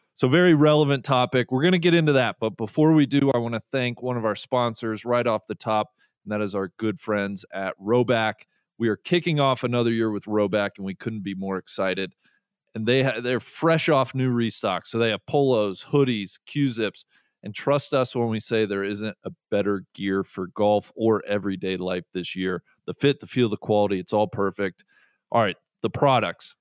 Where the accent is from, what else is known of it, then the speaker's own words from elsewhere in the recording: Cincinnati, Ohio, United States; growing up in Cincinnati